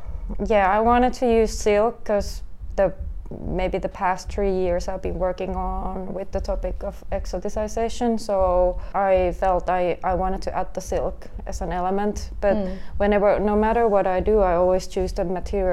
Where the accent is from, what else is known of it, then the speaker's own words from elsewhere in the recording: Helsinki, Uusimaa, Finland; born and raised in Helsinki